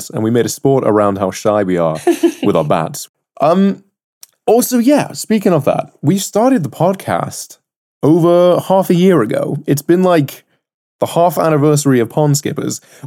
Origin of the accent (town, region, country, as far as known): United Kingdom